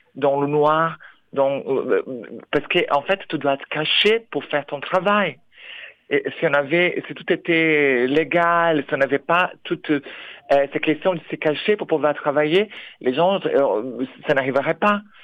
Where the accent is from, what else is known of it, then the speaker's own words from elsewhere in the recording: Brazil; moved away as an adult; now in France; je suis brésilienne, je suis arrivée en France en 2015.